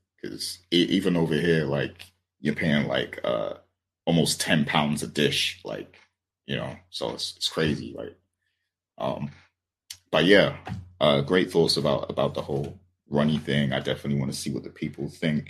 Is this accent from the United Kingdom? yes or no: yes; United Kingdom; I'm British